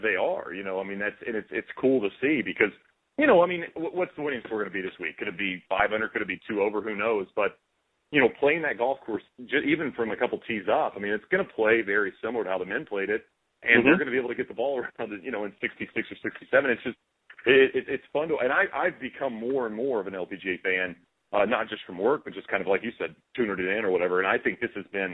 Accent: Marshall, Texas, United States; my hometown golf course in Marshall in East Texas

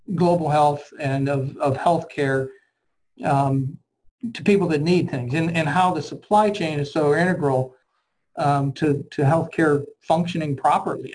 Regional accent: Cincinnati, Ohio, United States; I grew up in um, um, obviously Ohio and Cincinnati, Ohio

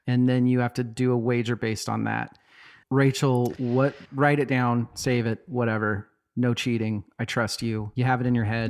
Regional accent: Boise, Idaho, United States; growing up in Boise as a non-religious person

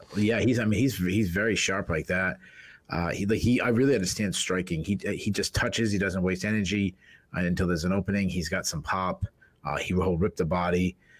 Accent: Boston, Massachusetts, United States; accent: Boston; my Boston accent

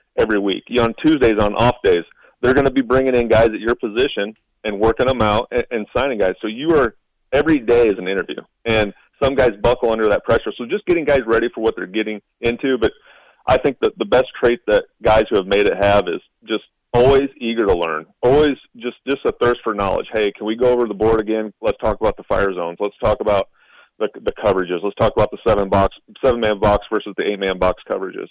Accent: Nebraska, United States; Growing up in Nebraska

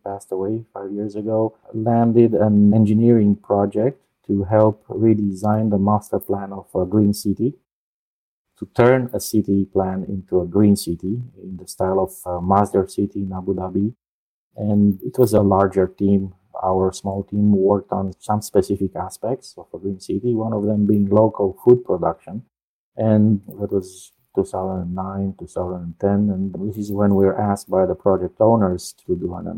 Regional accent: Romania; moved away as an adult; also born or lived in Netherlands / Colorado, United States / San Jose, United States; now in Orlando, United States; Originally, I'm from Romania. So I studied there and in the Netherlands. Then I came over to the US in 94

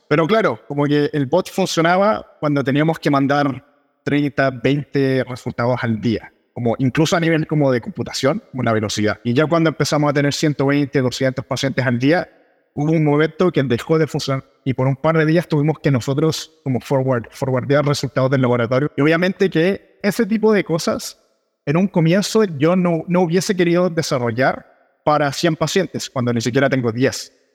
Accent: Chile; soy de Chile, donde hablamos muy rápido

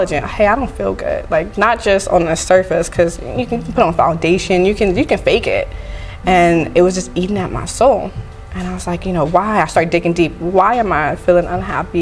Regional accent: California, United States; moved away as an adult; now in Las Vegas, United States; Yeah, I've been here, born and raised.

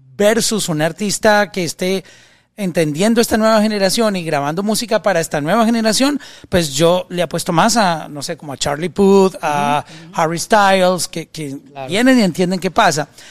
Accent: Colombia; alguien de mi país, en Colombia

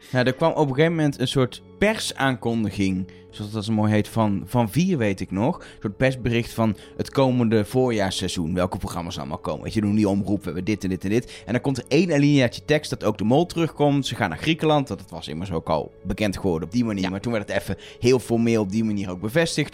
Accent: Netherlands; We komen uit Nederland

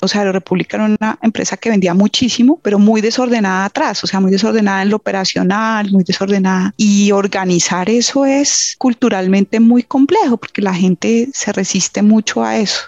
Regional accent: Colombia; moved away as an adult; se enfermó mi mamá y yo empecé a buscar trabajo en Colombia

